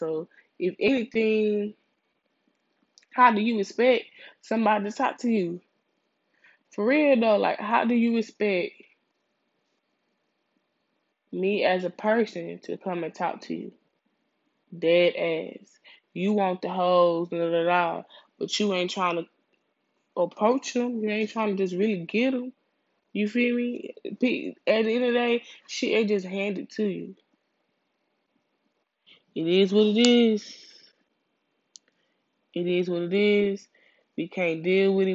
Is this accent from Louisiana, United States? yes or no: yes; Louisiana, United States; now in Houston, United States; I'm a Houstonian. I was born out here. I was raised in Louisiana, and I moved back out here